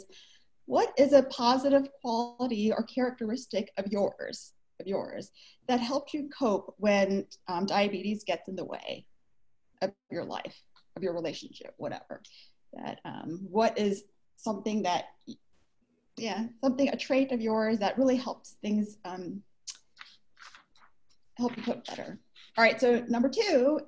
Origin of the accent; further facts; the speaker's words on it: United States; moved away as an adult; now in Vancouver, Canada; I'm from the States